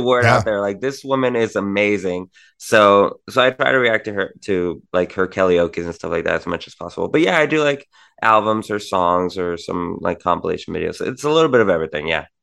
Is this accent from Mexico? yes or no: yes; Tijuana, Baja California, Mexico; I'm from Tijuana, Mexico